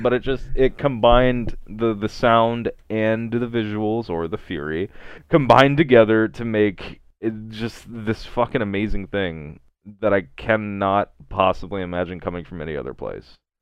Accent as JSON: {"language": "English", "region": "Kentucky", "country": "United States", "tie": "born or raised there", "said": "my home state of Kentucky"}